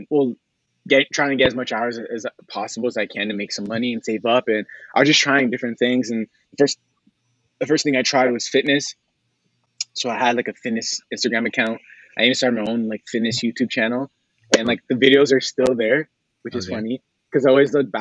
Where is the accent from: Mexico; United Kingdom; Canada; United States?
Canada; Hamilton, Ontario; I'm from Hamilton, Ontario